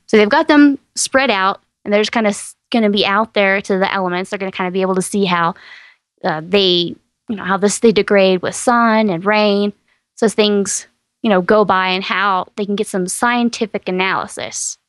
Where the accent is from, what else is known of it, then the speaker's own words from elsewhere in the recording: East Texas, United States; I grew up in East Texas